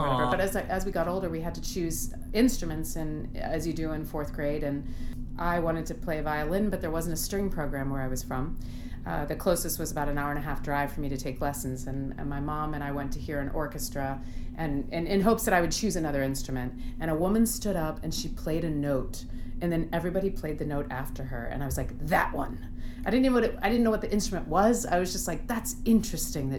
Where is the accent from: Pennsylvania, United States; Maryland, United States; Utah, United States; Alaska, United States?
Pennsylvania, United States; Mont Alto; I'm originally from a small place called Mont Alto, Pennsylvania